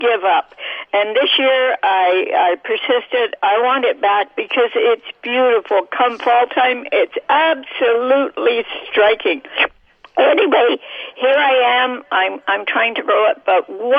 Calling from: Neepawa, Manitoba, Canada; I'm calling from Neepawa

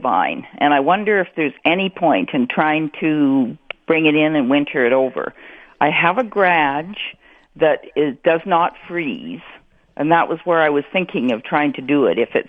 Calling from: Minnedosa, Manitoba, Canada

